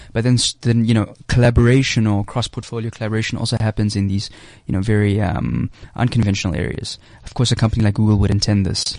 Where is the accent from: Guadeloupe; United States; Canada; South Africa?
South Africa; I'm from South Africa.